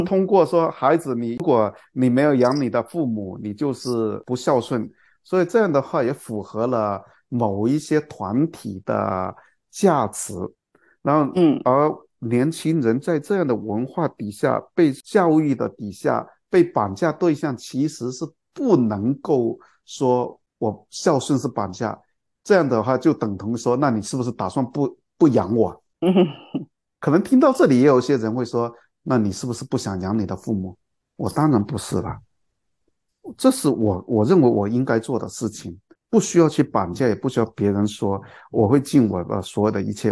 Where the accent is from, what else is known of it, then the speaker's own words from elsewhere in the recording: China; 我们中国人